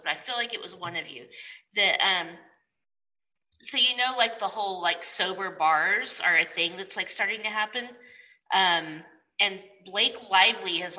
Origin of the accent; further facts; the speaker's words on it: Oklahoma, United States; now in Texas, United States; I'm from Oklahoma